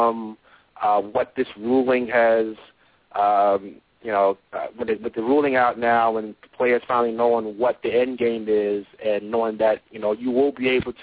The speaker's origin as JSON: {"language": "English", "town": "New York City", "region": "New York", "country": "United States", "said": "I'm from Brooklyn, New York."}